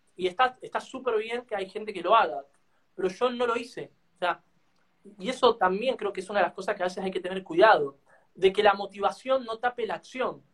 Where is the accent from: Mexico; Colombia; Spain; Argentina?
Argentina; nosotros acá en Argentina